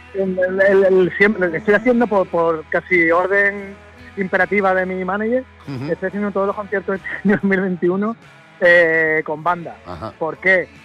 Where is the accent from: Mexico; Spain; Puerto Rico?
Spain; Jerez de la Frontera, Andalusia; mi tierra, Jerez